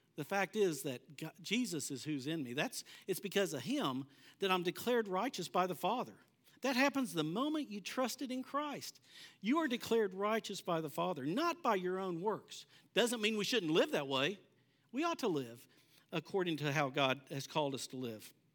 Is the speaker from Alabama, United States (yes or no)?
no; Bartlesville, Oklahoma, United States; I grew up in Bartlesville